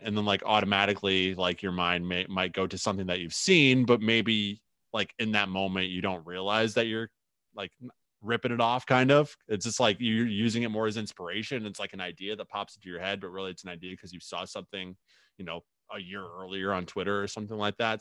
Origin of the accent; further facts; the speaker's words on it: United States; now in Twin Cities, United States; my hometown, back in the Quad Cities